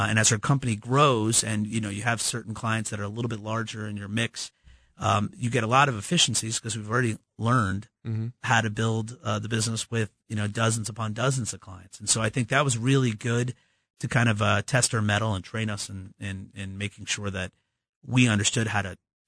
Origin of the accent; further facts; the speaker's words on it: Midwest, United States; There's plenty of us here in the Midwest.